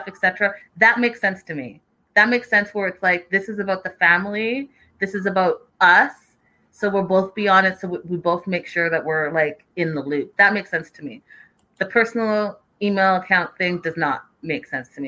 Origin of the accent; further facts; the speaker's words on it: Canada; I'm Canadian coming into the U.S.